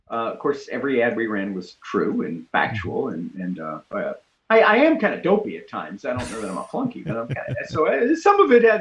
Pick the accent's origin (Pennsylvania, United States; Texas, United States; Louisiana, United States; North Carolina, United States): Texas, United States; It's an Austin thing. I'm from Texas.